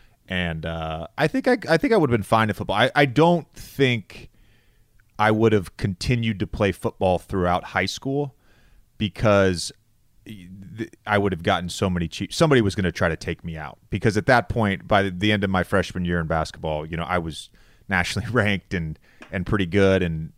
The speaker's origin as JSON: {"language": "English", "town": "Roanoke", "region": "Virginia", "country": "United States", "tie": "born or raised there", "said": "And Roanoke's in this weird place. We're 3.5 hours from Charlotte. We're 4 hours from Washington, D.C. So there wasn't a hometown team that I could root for."}